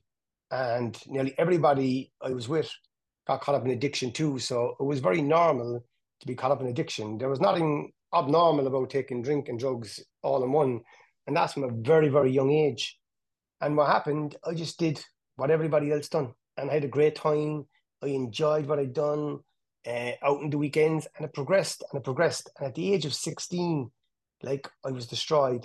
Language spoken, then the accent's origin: English; Cork, Munster, Ireland; where I grew up in Hollyville